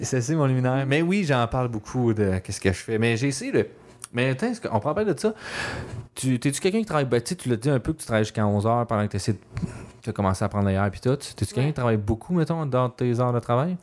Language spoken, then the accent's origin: French; Laval, Quebec, Canada; moved away; also born or lived in Montreal; je viens de Laval, c'est encore pire. Moi, je suis un vrai banlieusard